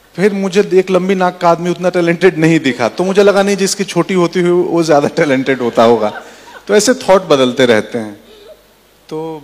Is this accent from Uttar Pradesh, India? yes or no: no; Bihar, India; moved away as an adult; मैं बिहार से आता हूं वहाँ सुविधाएं नहीं थी सड़कें नहीं थी मेरे गांव से पटना डेढ़ सौ किलोमीटर था